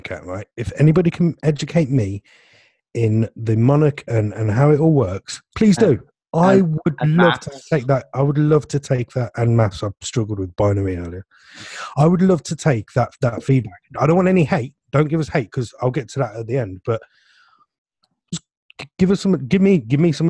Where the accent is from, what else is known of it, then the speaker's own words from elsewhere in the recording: England, United Kingdom; being English